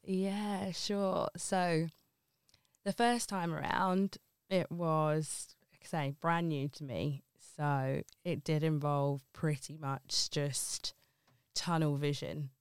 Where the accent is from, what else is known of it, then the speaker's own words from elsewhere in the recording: Ilford, London, United Kingdom; moved away as an adult; also born or lived in Liverpool / Wirral; now in Oxton, United Kingdom; born and raised in Ilford and then moved up to Liverpool for university